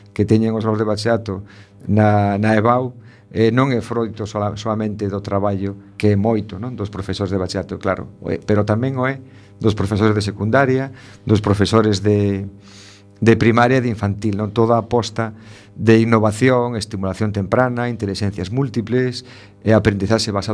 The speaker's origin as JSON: {"language": "Galician", "town": "A Coruña", "region": "Galicia", "country": "Spain", "said": "por ser o colexio de, da miña terra non? da miña casa"}